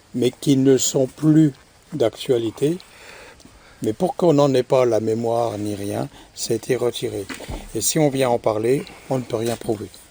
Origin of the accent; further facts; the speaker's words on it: France; chez nous en France